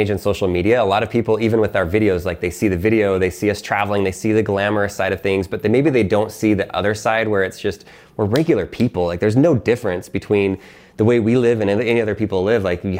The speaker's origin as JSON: {"language": "English", "country": "Philippines", "tie": "born there", "said": "I was born in the Philippines, really, really, really, really poor place."}